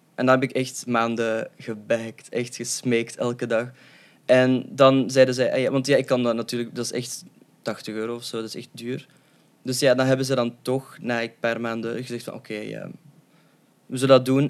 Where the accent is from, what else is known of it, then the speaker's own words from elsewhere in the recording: Leuven, Flanders, Belgium; also born or lived in Moscow, Russia; ik ben opgegroeid in Leuven en ik ben samen met mijn tweelingbroer geadopteerd